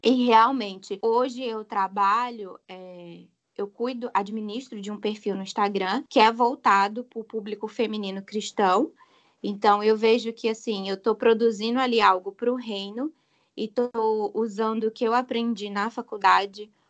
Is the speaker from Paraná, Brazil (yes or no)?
no; João Pessoa, Paraíba, Brazil; eu sou de João Pessoa, na Paraíba